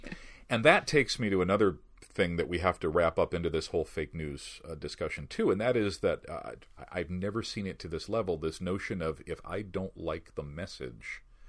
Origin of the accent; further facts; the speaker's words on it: Chicago, Illinois, United States; also born or lived in Grand Rapids, Michigan; now in West Michigan, United States; I'm not from here originally. I grew up in Chicago